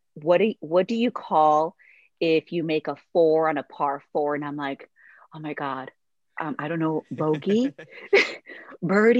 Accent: Mexico; moved away; I grew up really poor and I'm originally from Mexico. So I'm a Mexican immigrant

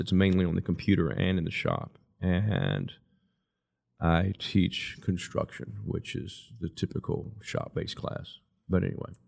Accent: Lynchburg, Virginia, United States; also born or lived in Altavista; I was born and raised in Lynchburg and went to school, public school through Lynchburg up to my freshman year

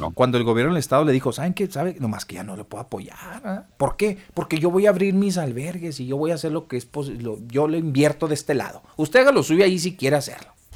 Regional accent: Mexico; Nosotros no somos un país de paso

